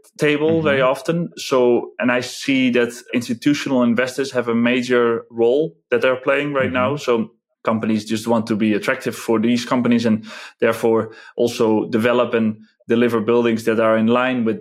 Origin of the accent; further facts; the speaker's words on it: Netherlands; English is a second language; moved away as an adult; now in Czech Republic; I'm originally from the Netherlands